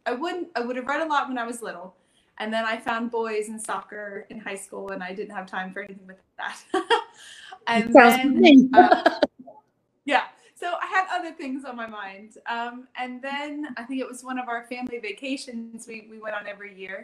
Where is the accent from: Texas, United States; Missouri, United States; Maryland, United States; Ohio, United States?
Maryland, United States; Oakland; moved away as an adult; also born or lived in Nashville, Tennessee; now in County Tipperary, Ireland; back in Maryland where I'm from